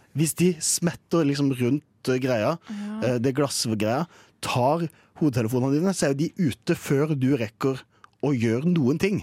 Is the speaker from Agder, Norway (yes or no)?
yes; Kristiansand, Agder, Norway; moved away